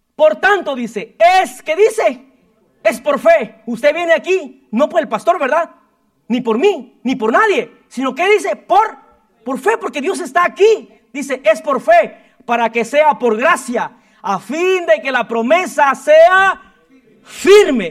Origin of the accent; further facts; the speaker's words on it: Guatemala; moved away; como todo chapín